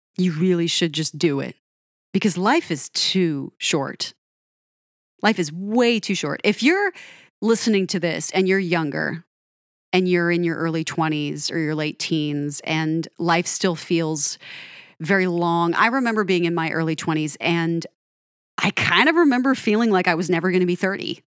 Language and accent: English; Denver, Colorado, United States; moved away as an adult; also born or lived in Pacific Northwest; I grew up in Denver